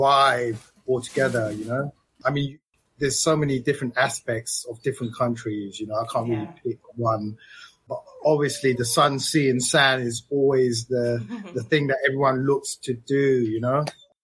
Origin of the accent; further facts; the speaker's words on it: London, United Kingdom; moved away; also born or lived in Thailand; I've spent most of my life living in London.